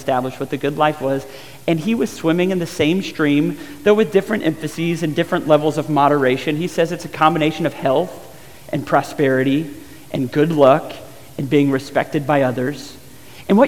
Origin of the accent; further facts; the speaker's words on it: Georgia, United States; a guy that spent some time growing up in Georgia